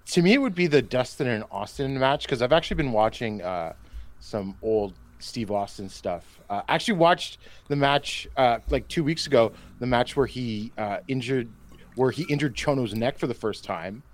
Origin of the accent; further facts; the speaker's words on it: Canada; I say this as a Canadian